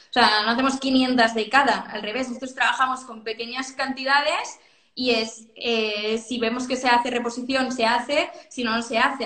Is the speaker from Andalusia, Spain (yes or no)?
no; Sant Cugat del Vallès, Catalonia, Spain; now in Barcelona, Spain; yo de San Cugat, ¿eh? Ahora vivo en Barcelona, pero soy de San Cugat